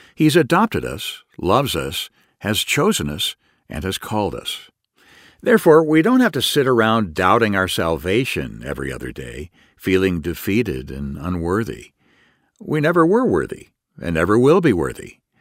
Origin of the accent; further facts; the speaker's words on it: United States; I still maintain my citizenship as an American